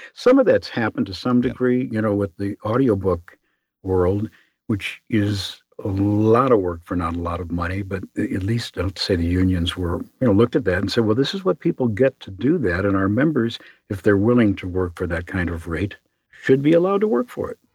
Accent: Chicago, Illinois, United States; I'm from Chicago

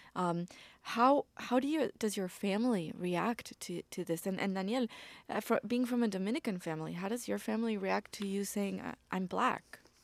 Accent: Argentina; now in Mexico; I live in Mexico right now. I'm from Argentina.

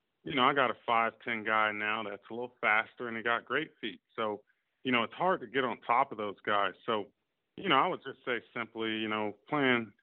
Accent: Virginia, United States; I'm from, I was born in Virginia

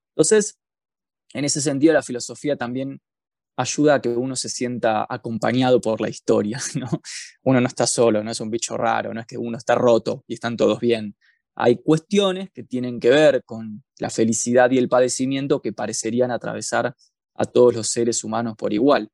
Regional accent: Buenos Aires, Argentina; moved away as an adult; now in Bariloche, Argentina; yo soy de Capital Federal, de la provincia de Buenos Aires, pero vivo en la ciudad de Bariloche hace ya casi cuatro años.

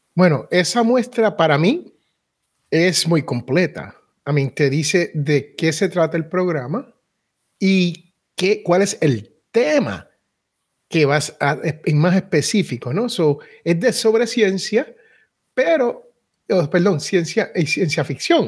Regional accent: Puerto Rico; soy boricua y los boricuas somos casi raperos

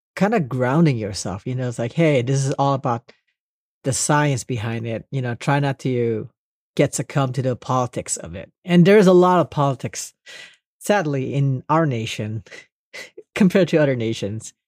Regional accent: Los Angeles, California, United States; born or raised there; also born or lived in Indonesia / Monterey Park / Northridge / Long Beach

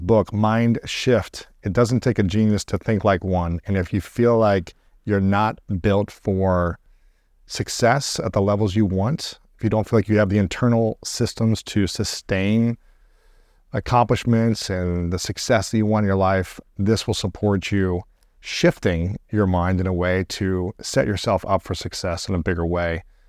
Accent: Columbus, Ohio, United States; my hometown, so Columbus

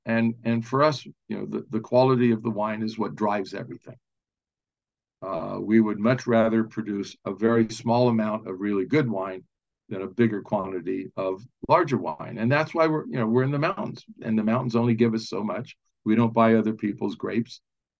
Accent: California, United States; I grew up in Southern California, and I was the kid that wanted the Volkswagen with the Porsche engine in it.

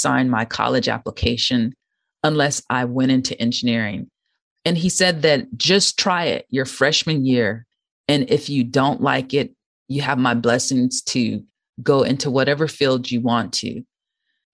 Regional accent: Sacramento, California, United States; moved away as an adult; also born or lived in Boston, Massachusetts, United States; now in Seattle, United States; my hometown of Sacramento, California

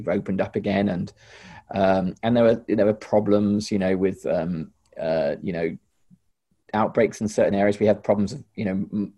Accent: England, United Kingdom; the English

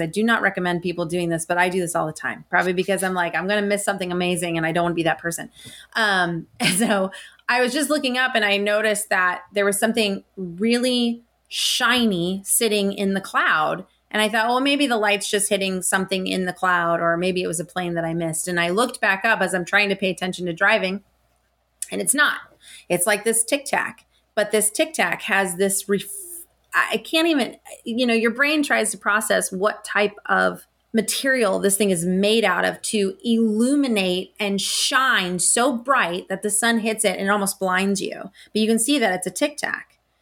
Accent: Estes Park, Colorado, United States; also born or lived in Tucson, Arizona; I was born in Tucson, Arizona, and then I grew up in Estes Park

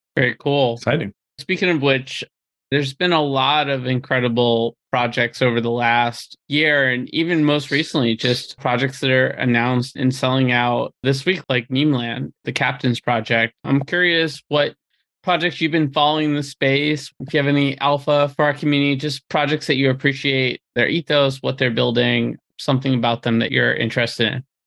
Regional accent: Peabody, Massachusetts, United States; about 30 minutes north of Boston

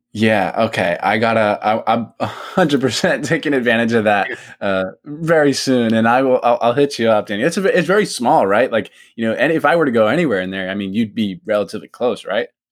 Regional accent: United States; me growing up in America, I would get made fun of in you know in grade school for being Jewish

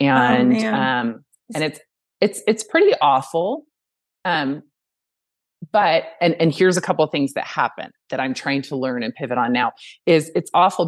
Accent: Reno, Nevada, United States; I came from Reno. I really wanted to come back here. I'm a mountain girl.

